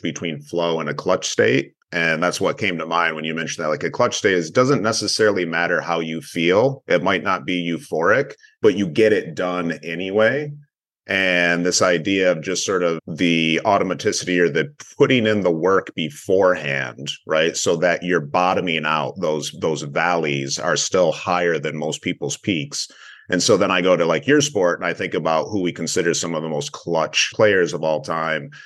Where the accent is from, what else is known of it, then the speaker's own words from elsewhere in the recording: Michigan, United States; moved away as an adult; also born or lived in Los Angeles; born and raised Michigander